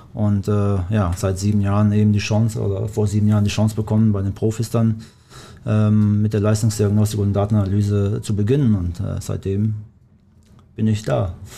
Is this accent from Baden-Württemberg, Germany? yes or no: yes; Black Forest, Baden-Württemberg, Germany; German is a second language; moved away as an adult; also born or lived in Kosovo; now in Bochum, Germany; ich komme ja ursprünglich aus dem Schwarzwald, beziehungsweise seit dem 10. Lebensjahr äh, äh, wohne ich im Schwarzwald